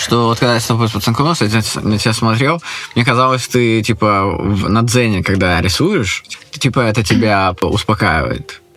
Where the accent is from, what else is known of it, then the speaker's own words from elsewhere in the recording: Saint Petersburg, Russia; Я иллюзионист из Санкт-Петербурга